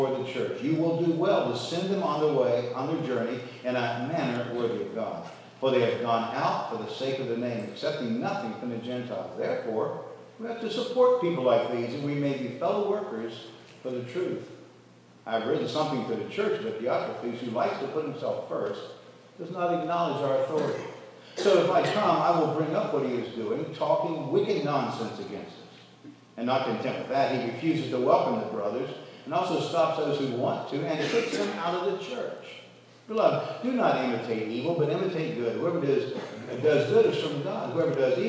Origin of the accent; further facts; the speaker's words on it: United States; I'm an American